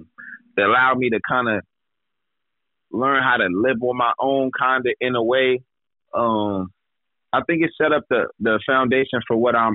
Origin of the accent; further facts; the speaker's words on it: Gardena, California, United States; Growing up in L.A. was wild, to say the least.